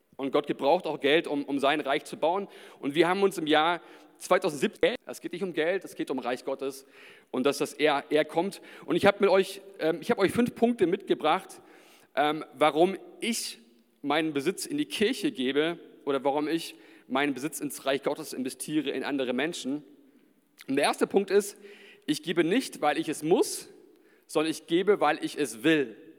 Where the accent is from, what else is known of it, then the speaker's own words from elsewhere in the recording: Nuremberg, Bavaria, Germany; ich bin ja in der Gemeinde hier auch groß geworden